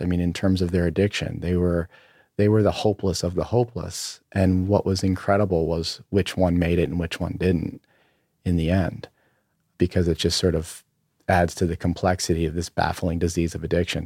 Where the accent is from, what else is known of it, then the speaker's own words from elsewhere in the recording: Berlin, Maryland, United States; also born or lived in Ocean City, Maryland; I grew up on the eastern shore of, of Maryland, uh, in a town of, uh, called, uh, Berlin, Maryland